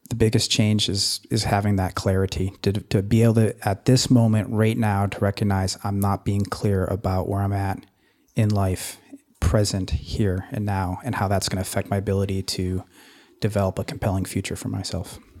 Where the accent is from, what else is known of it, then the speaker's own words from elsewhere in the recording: Anchorage, Alaska, United States; I hail from Anchorage, Alaska